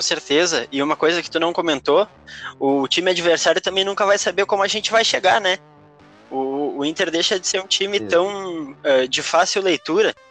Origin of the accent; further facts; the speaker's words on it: Porto Alegre, Rio Grande do Sul, Brazil; sou um coloradaço de Porto Alegre, moro bem pertinho do Beira-Rio